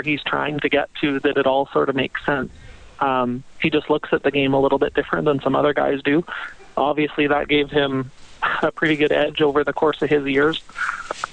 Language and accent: English; Sherwood Park, Alberta, Canada; I'm from Sherwood Park